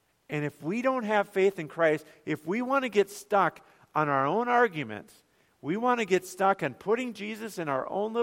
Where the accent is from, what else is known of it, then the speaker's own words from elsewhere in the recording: Bemidji, Minnesota, United States; I grew up in Bemidji